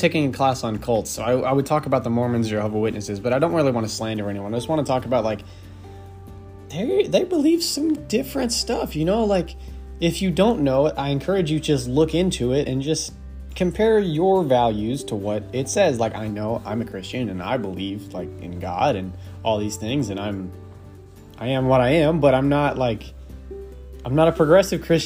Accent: Texas, United States; I'm Texan

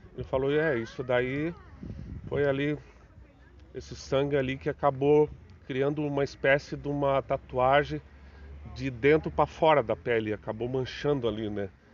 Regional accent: Joinville, Santa Catarina, Brazil; sempre sou natural de Joinville, moro no bairro Costa e Silva

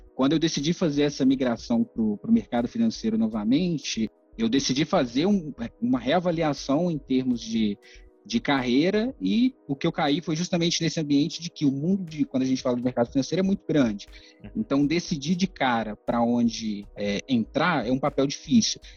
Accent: Ipatinga, Minas Gerais, Brazil; eu sou do interior de Minas, Ipatinga

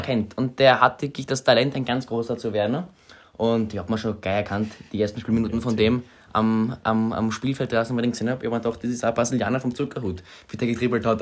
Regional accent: Munich, Bavaria, Germany; now in Graz, Austria; Ich bin ein gebürtiger Münchner, meine Eltern beide nicht Steirer

